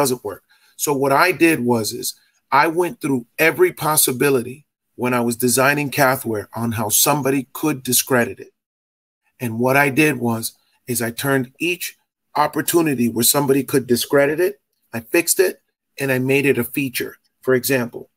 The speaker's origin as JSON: {"language": "English", "town": "Boston", "region": "Massachusetts", "country": "United States", "also_born_or_lived": "Dominican Republic (ancestry)", "said": "I'm from Boston, Massachusetts"}